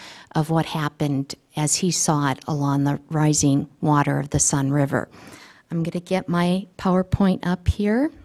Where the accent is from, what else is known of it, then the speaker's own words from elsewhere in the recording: Wisconsin, United States; now in Montana, United States; I was born in Wisconsin.